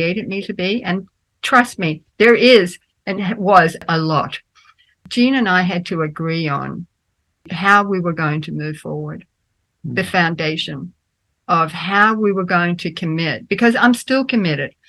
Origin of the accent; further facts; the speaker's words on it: Australia; also born or lived in Denmark; I grew up in Australia. I was born in Denmark, but I grew up in Australia